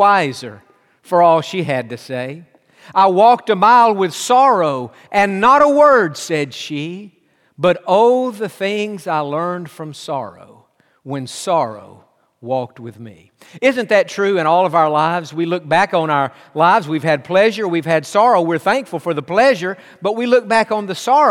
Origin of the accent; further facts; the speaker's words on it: Tennessee, United States; moved away; also born or lived in Pasadena; He and I grew up together in Tennessee